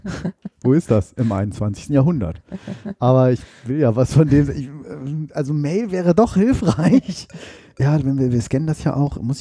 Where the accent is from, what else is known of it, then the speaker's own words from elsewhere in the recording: Oldenburg, Lower Saxony, Germany; now in Hannover, Germany; Ich war in Oldenburg in meiner Heimatstadt, das sind so 180 Kilometer hier ungefähr